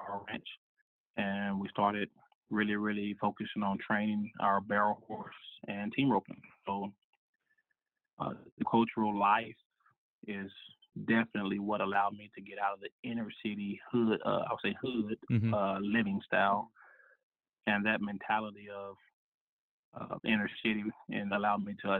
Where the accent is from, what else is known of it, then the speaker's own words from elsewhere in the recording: Dallas, Texas, United States; I grew up in Dallas, inner city, kind of near the Lovefield area